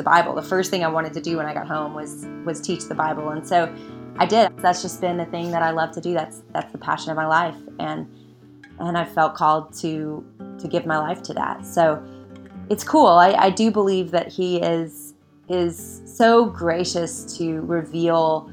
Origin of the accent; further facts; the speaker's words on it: Little Rock, Arkansas, United States; now in Austin, United States; I grew up in Little Rock, Arkansas